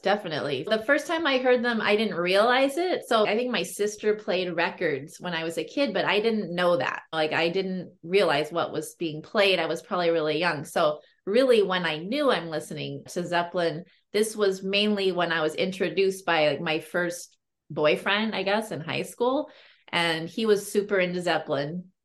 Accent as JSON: {"language": "English", "town": "Berkeley", "region": "California", "country": "United States", "tie": "born or raised there", "said": "i grew up in berkeley california"}